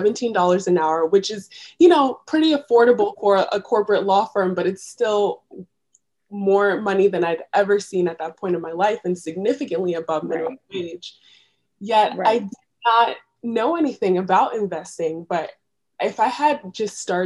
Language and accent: English; New York City, New York, United States; moved away as an adult; now in Philadelphia, United States; I was born and raised in New York City.